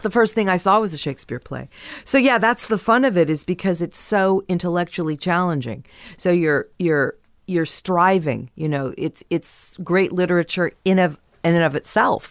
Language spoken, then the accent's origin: English; San Diego, California, United States; also born or lived in Kansas; I was born in Kansas, and then we moved to San Diego